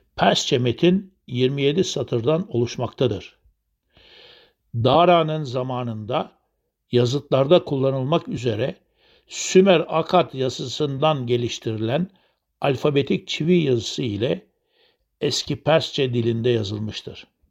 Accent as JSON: {"language": "Turkish", "country": "Turkey"}